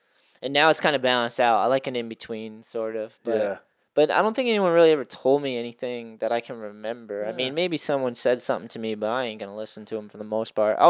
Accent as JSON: {"language": "English", "region": "East Coast", "country": "United States", "tie": "born or raised there", "moved": "yes", "said": "I grew up on the East Coast."}